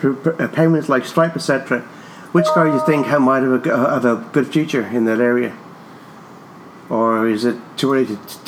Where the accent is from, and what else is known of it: Ireland